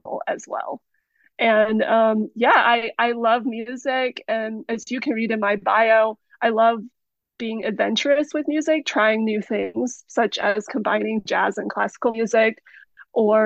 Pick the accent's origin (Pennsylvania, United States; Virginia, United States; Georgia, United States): Georgia, United States; also born or lived in China / Germany / Los Angeles, California; I immigrated to the United States from China when I was 8 years old, and I've lived almost all my life in Georgia